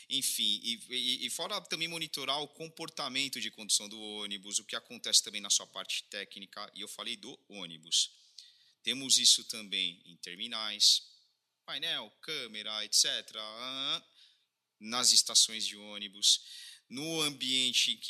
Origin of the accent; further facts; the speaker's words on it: Sorocaba, São Paulo, Brazil; Somos de Sorocaba e Sorocaba tem muita coisa a ensinar, não só para o Brasil, o mundo afora